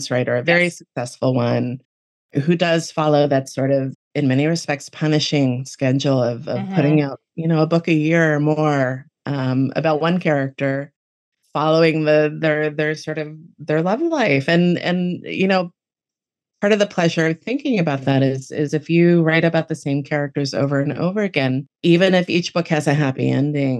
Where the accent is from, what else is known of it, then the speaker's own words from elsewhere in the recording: Miami, Florida, United States; now in Western Massachusetts, United States; I grew up in Miami.